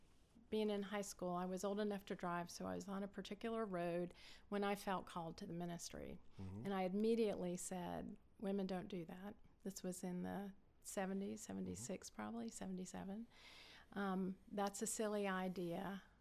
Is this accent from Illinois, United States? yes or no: no; Florida, United States; also born or lived in Cincinnati / Lexington / Kissimmee / Orlando; now in Blairsville, United States; Gosh, we moved around growing up. Cincinnati, Lexington, Kissimmee, Florida, Orlando, Florida, mm-hmm. Gainesville, Florida. So mostly Florida.